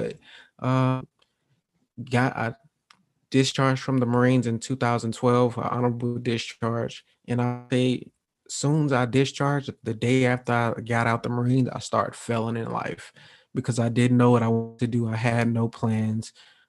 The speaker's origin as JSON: {"language": "English", "town": "Milwaukee", "region": "Wisconsin", "country": "United States", "tie": "born or raised there", "also_born_or_lived": "Atlanta", "said": "So I was born in Atlanta, Georgia, 1990. We moved to Milwaukee, Wisconsin when I was about 2 years old."}